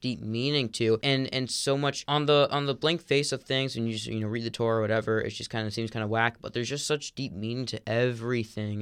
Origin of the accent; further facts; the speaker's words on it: South Florida, United States; I grew up in, like, the South Florida Orthodox community